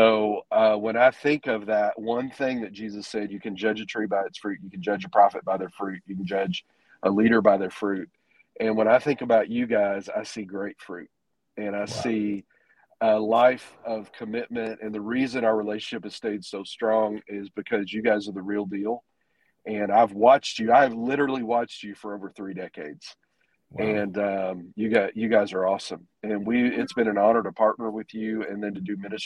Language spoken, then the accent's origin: English; Texas, United States; moved away as an adult; now in Arkansas, United States; We're from Texas, but we've been up here for 14 years.